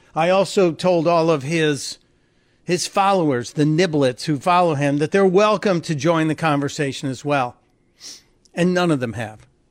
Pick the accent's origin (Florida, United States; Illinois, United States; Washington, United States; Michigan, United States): Illinois, United States; Chicago; from my hometown, from Chicago